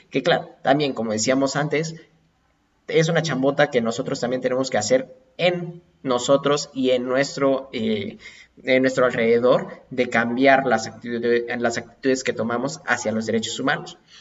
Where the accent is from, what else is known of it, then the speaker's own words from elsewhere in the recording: Mexico; somos mexicanos